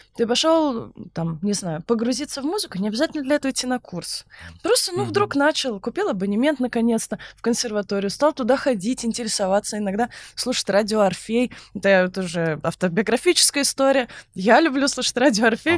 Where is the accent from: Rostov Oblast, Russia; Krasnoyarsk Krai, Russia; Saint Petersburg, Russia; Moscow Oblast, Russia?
Saint Petersburg, Russia; Я просто из Санкт-Петербурга